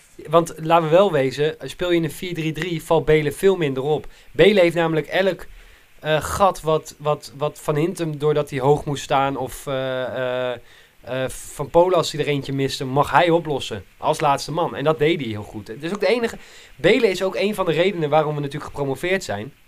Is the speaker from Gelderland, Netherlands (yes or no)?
yes; Nijkerk, Gelderland, Netherlands; ik was vroeger toen ik in Nijkerk opgroeide